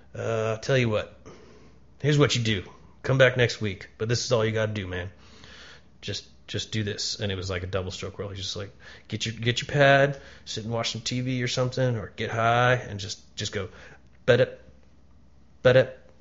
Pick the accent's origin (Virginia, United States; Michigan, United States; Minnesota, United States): Virginia, United States; Falls Church; also born or lived in Atlanta, Georgia; Home was Falls Church, Virginia